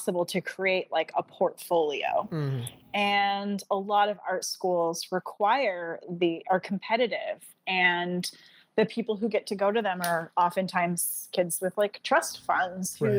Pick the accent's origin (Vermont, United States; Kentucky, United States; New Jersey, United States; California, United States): Vermont, United States; moved away as an adult; also born or lived in Chicago; I am from Vermont